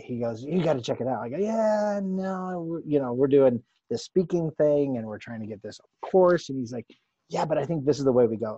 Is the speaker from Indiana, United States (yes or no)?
no; Littleton, Colorado, United States; I grew up in Littleton.